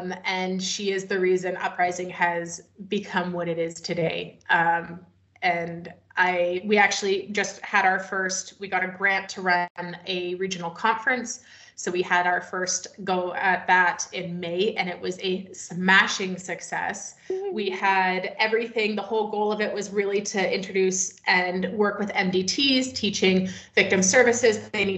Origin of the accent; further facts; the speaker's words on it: British Columbia, Canada; I am located in Canada now. I came back to my homeland, so I'm in British Columbia